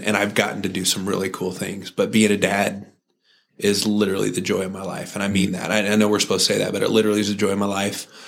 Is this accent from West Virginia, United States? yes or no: no; Santa Cruz, California, United States; I grew up in Santa Cruz, California